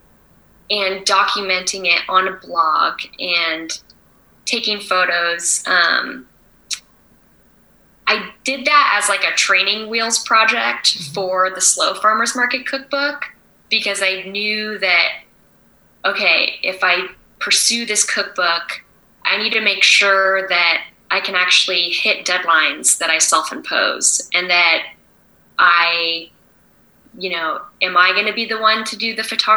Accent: San Diego, California, United States; moved away as an adult; also born or lived in San Luis Obispo / San Francisco / Paris; I grew up in San Diego and then I went to Cal Poly 2005 to 2009

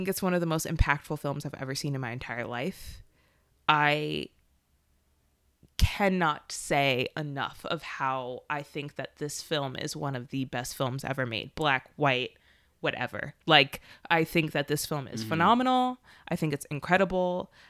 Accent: Philadelphia, Pennsylvania, United States; from Philadelphia.

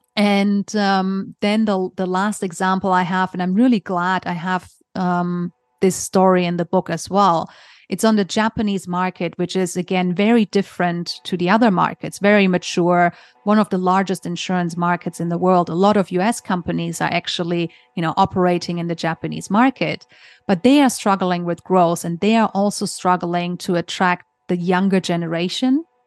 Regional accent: Germany; moved away as an adult; also born or lived in Hong Kong; originally, I'm from Germany. So I grew up in Germany.

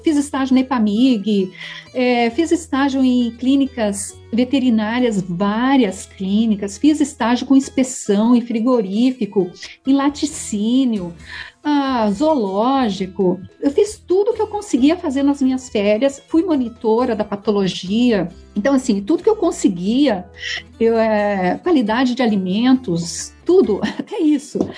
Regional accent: Varginha, Minas Gerais, Brazil; moved away; eu nasci ah, em Minas Gerais, no sul de Minas, em Varginha. Aí, meus pais moravam no, na fazenda

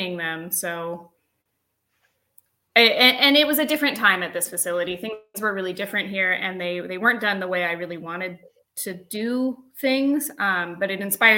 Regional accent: Los Angeles, California, United States; also born or lived in North Carolina; now in Haines, United States; I grew up

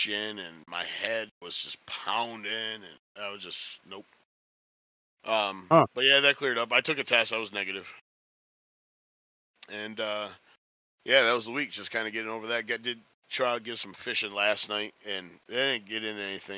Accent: Dexter, United States; grew up in Dexter

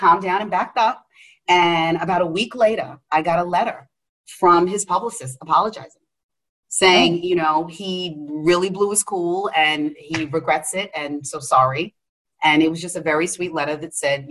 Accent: New York City, New York, United States; I'm a chick from Queens.

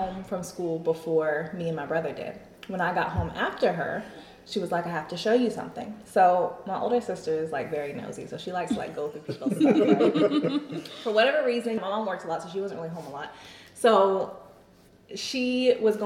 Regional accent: United States; I grew up in Oconee County in the 90s, where there weren't a lot of black people in general

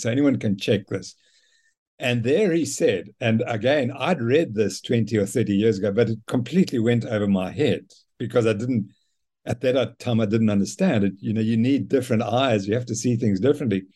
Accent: Zimbabwe; now in South Africa; I was brought up in Zimbabwe by my mother and father

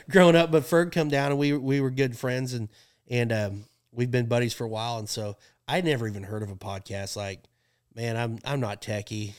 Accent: Pawhuska, Oklahoma, United States; my hometown, like around Pawhuska

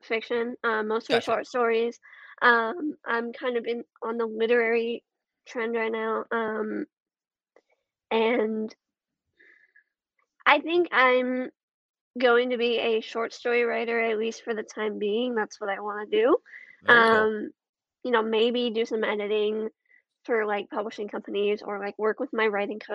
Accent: Houston, Texas, United States; moved away as an adult; now in Virginia, United States; I am in Houston. I am currently in college

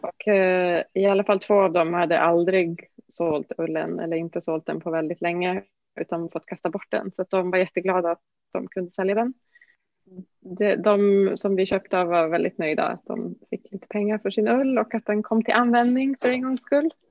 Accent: Norrbotten County, Sweden; Norrbotten där jag kommer ifrån.

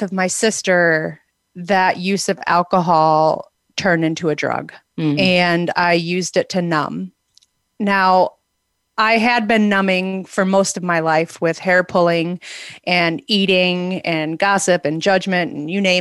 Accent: outside of Milwaukee, Wisconsin, United States; moved away as an adult; now in Arizona, United States; I grew up outside of Milwaukee in Wisconsin, and about 20 years ago, I moved to Arizona

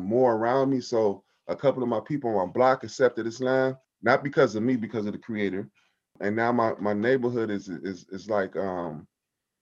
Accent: Compton, California, United States; Growing up in Compton

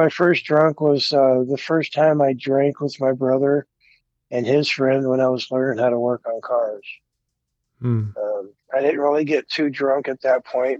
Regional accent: Oakland, California, United States; also born or lived in Alameda, California / San Leandro, California; I grew up in the Bay Area in California, mainly Oakland and Alameda.

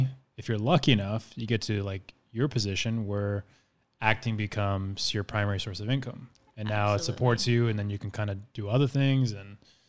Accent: Arizona, United States; I'm from Arizona.

